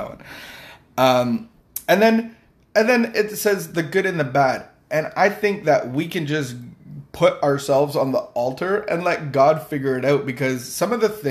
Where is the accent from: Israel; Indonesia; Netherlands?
Indonesia; moved away; I grew up in Asia, in Indonesia